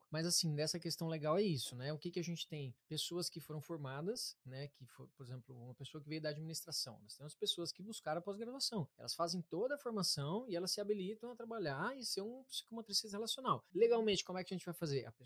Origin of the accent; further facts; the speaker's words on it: Harmonia, Paraná, Brazil; also born or lived in Curitiba; Então, é, também não. não. Eu sou do interior do Paraná